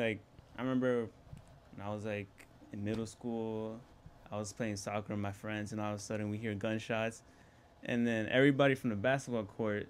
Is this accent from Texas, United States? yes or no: no; New Brunswick, New Jersey, United States; I'm from New Brunswick, New Jersey. I run a small business.